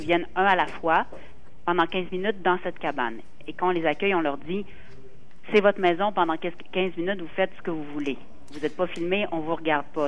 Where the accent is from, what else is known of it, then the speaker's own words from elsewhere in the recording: Quebec, Canada; en tant que Québécois